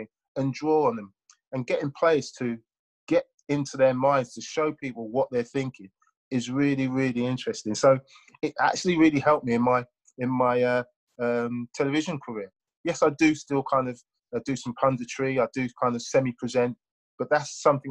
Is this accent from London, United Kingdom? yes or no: yes; London, United Kingdom; I was brought up in South London.